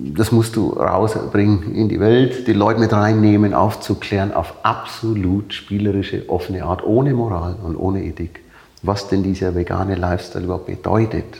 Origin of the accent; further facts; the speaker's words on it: Nuremberg, Bavaria, Germany; accent: bayerisch; moved away as an adult; also born or lived in Leipzig; now in Hamburg, Germany; Ich bin Nürnberger. Mhm. Mein Vater ist zwar Ungar, mhm. aber äh, in Nürnberg definitiv äh, mhm. groß geworden, aufgewachsen